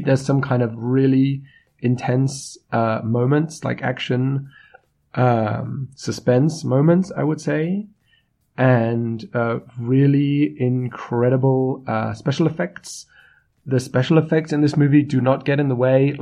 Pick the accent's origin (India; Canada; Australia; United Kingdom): United Kingdom; I'm the British …